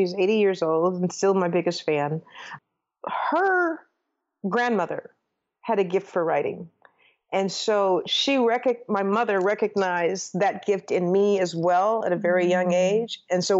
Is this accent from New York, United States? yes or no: no; St. Paul, Minnesota, United States; I did. I was born and raised in St. Paul, Minnesota, and I went to the University of Minnesota where I got undergrad in journalism.